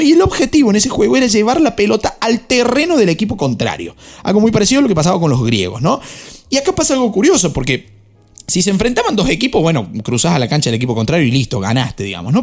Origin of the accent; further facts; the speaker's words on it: Argentina; como argentino